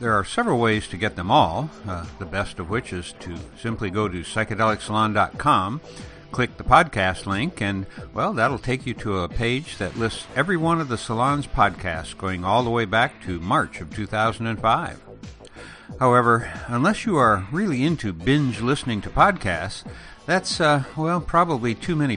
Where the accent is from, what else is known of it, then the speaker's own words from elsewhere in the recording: Elgin, Illinois, United States; moved away; I grew up on the outskirts of Chicago in the small town of Elgin